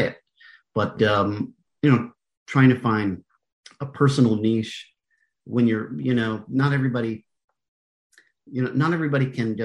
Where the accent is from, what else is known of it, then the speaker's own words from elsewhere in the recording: United States; also born or lived in Canada / New York; now in California, United States; since I'm American